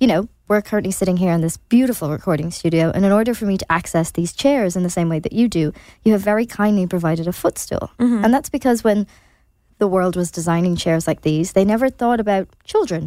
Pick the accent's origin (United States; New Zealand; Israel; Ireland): Ireland; as Irish people